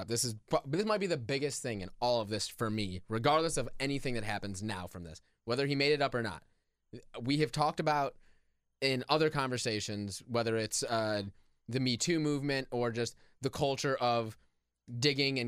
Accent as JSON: {"language": "English", "town": "Chicago", "region": "Illinois", "country": "United States", "said": "I'm from Chicago."}